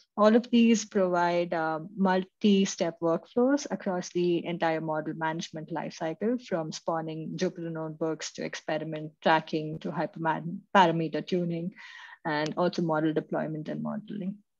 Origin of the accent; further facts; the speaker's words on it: Mumbai, Maharashtra, India; moved away as an adult; now in Munich, Germany; I'm currently in Munich, Germany, where I've been living for the last three years, but I'm originally from India, Mumbai.